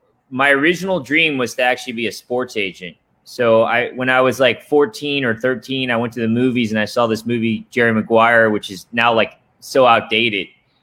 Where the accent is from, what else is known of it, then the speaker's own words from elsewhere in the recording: Japan; Not to mention growing up in Japan, where the Japanese culture is insanely disciplined.